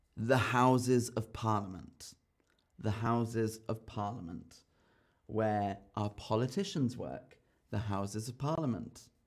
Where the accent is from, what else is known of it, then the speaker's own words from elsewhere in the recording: London, United Kingdom; now in Berlin, Germany; I was born in London, in North London. And so for me, London is home. But now I live in Berlin.